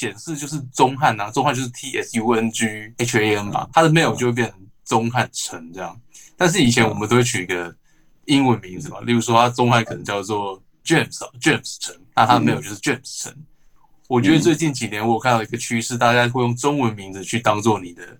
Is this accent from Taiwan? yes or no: yes; Taiwan; 毕竟我们都是台湾人，在台湾公司工作。